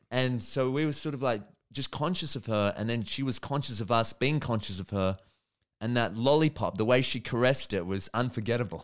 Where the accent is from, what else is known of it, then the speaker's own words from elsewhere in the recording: Melbourne, Victoria, Australia; also born or lived in New York; I'm, I'm from Melbourne